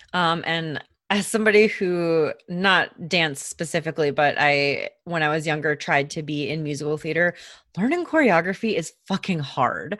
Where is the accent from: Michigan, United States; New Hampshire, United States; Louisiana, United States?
Michigan, United States; we are from Michigan, we live in Michigan